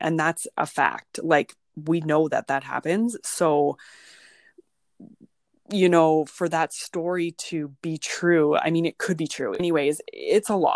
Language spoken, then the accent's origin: English; Kindersley, Saskatchewan, Canada; Kindersley, which is my hometown